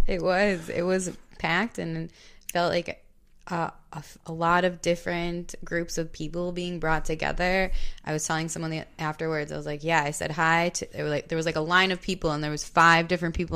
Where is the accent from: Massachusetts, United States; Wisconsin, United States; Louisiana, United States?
Wisconsin, United States; Hartland; I grew up in Heartland, Delafield area